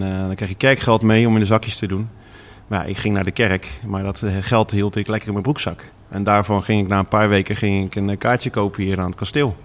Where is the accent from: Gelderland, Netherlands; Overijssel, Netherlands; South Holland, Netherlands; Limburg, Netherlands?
South Holland, Netherlands; Vlaardingen; also born or lived in Schiedam; ik woon tegenwoordig weer in Vlaardingen, waar ik ben geboren.